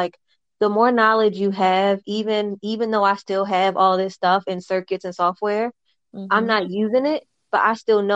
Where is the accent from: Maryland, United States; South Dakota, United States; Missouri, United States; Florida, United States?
Maryland, United States; Baltimore; I was born in Baltimore, Maryland.